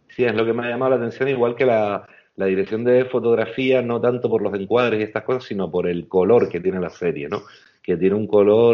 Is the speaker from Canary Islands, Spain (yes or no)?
yes; Canary Islands, Spain; como canarios